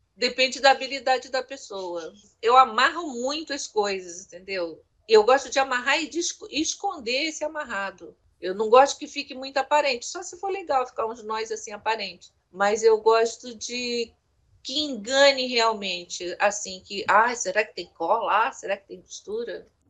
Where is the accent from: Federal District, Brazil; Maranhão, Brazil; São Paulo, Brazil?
Maranhão, Brazil; São Luís; Lá no Maranhão, né, que eu nasci lá, em São Luís, lá a gente tinha uma vida legalzinha, né, confortável